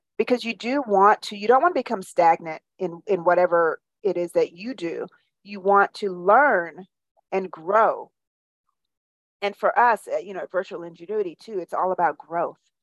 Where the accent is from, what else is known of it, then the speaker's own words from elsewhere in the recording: Jamaica; also born or lived in New York / Iowa / Charleston; now in Birmingham, United States; So, I'm from Jamaica originally, and I've lived all over the United States from New York to Iowa to Charleston, and now I'm here in Birmingham, Alabama